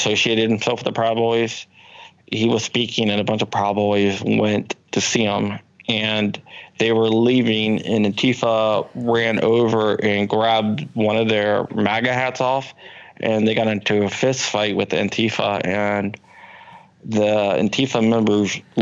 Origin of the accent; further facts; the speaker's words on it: Washington, District of Columbia, United States; now in Virginia, United States; in D.C., my hometown